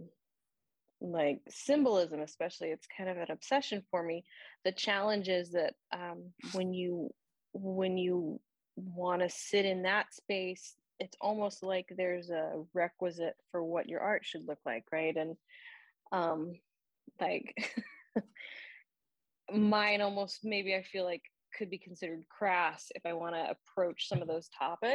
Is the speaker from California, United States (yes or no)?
yes; Orange County, Southern California, United States; now in Atlanta, United States; I'm actually from Southern California, and so I grew up in Orange County, just outside of Los Angeles, which to me was large